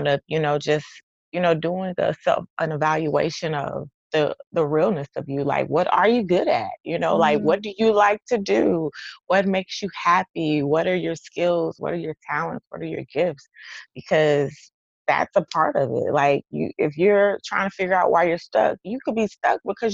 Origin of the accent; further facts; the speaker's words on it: Texas, United States; accent: twang; I'm from Texas, so y'all gonna hear the twang in this